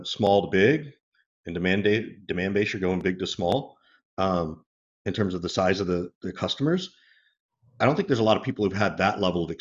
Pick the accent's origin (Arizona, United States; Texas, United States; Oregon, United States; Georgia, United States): Georgia, United States; I'm originally from Georgia